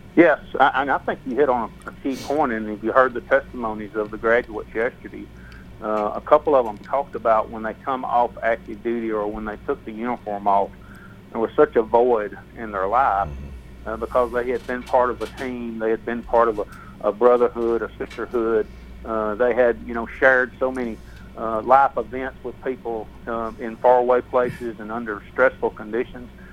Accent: the South, United States; I'm from the South

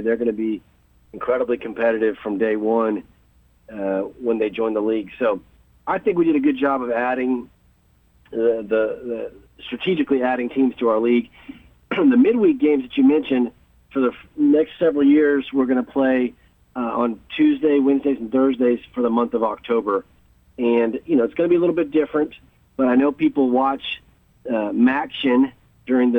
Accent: Texas, United States; moved away; I'm from Texas, and my family lives in Houston

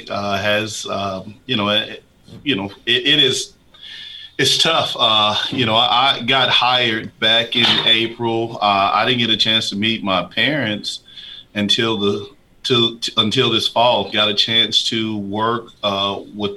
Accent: Huntsville, Alabama, United States; moved away as an adult; now in Middle Tennessee, United States; my hometown in Huntsville, Alabama

